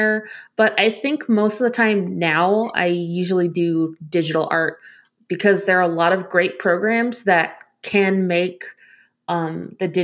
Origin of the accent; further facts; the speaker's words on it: Arizona, United States; I'm from Arizona.